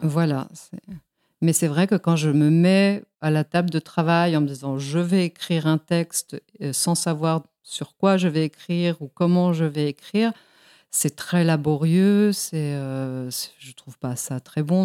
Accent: Mexico; born or raised there; also born or lived in Spain; now in Lyon, France

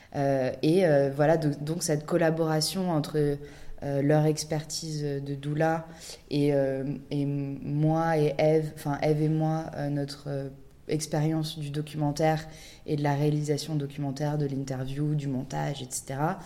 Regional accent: France; nous, on est, on est française

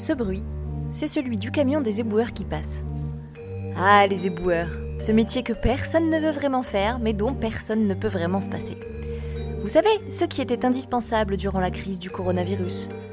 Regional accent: Guadeloupe; chez nous, en Guadeloupe

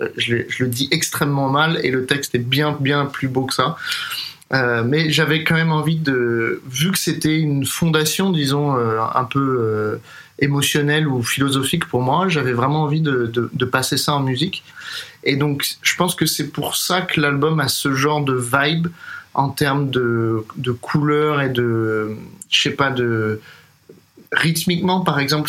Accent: Paris, Île-de-France, France; moved away as an adult; also born or lived in Boston, United States / New York, United States; Je suis né et j'ai grandi à Paris

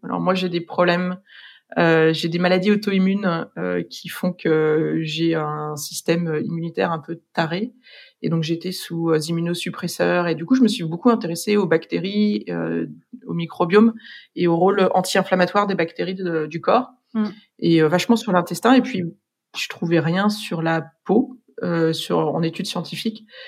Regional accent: France; moved away as an adult; also born or lived in Dublin, Ireland; now in London, United Kingdom; en tant que Français

